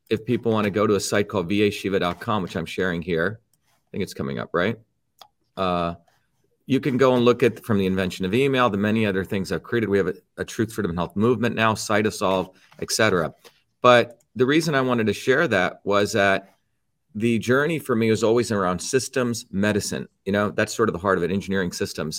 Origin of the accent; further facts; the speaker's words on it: New Jersey, United States; also born or lived in India; when I came to the United States in nineteen seventy, I settled in New Jersey, came here when I was seven, and by the time I was fourteen, um, not only did I like sports growing up in Jersey